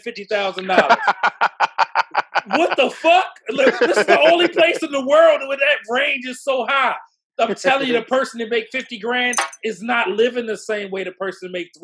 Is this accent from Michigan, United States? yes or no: no; Baltimore, Maryland, United States; moved away; also born or lived in San Diego, California / Northern Virginia; I'm from Baltimore